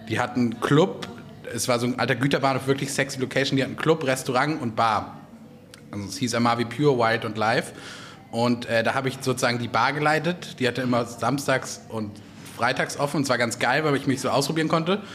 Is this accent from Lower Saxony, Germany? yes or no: yes; Göttingen, Lower Saxony, Germany; Aus Göttingen, Südniedersachsen.